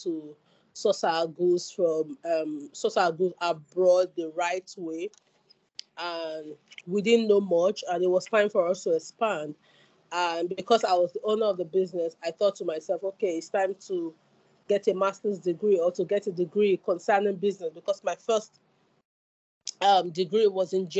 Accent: Nigeria; moved away as an adult; now in Salford, United Kingdom; I'm a Nigerian studying at the University of Salford

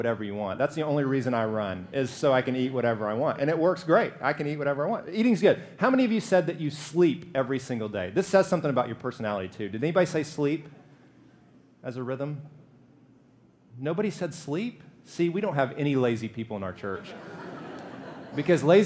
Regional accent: Alabama, United States; I'm from Alabama. We fry everything.

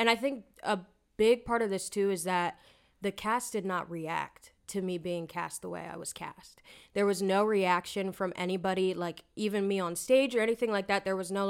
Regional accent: Lancaster, Pennsylvania, United States; And growing up in this area, I think I mentioned to somebody in the cast, like, oh yeah, I'm from Lancaster

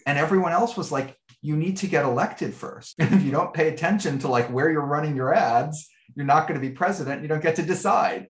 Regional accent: New York City, New York, United States; I grew up in Greenwich Village in New York City

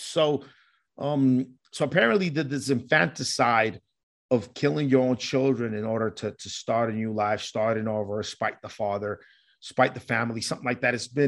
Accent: Colombia; So growing up in Colombia and listening to stories from my grandmother

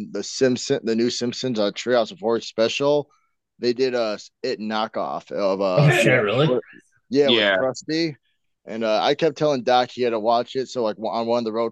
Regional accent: Indiana, United States; moved away as an adult; now in Wisconsin, United States; when I moved out to Wisconsin, I'm from Indiana

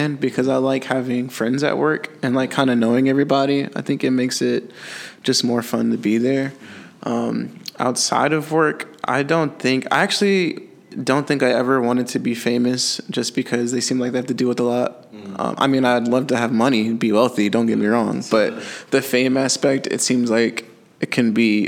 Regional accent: Indiana, United States; moved away as an adult; now in Florida, United States; we're from Indiana

